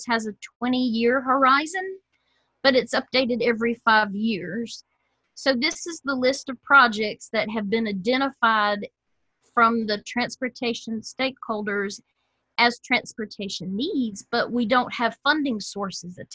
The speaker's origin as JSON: {"language": "English", "town": "Simpsonville", "region": "South Carolina", "country": "United States", "tie": "born or raised there", "said": "got to work in my hometown of Simpsonville"}